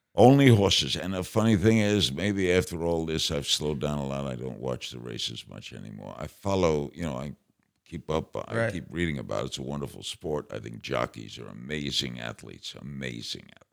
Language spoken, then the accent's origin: English; New York City, New York, United States; I grew up in Brooklyn.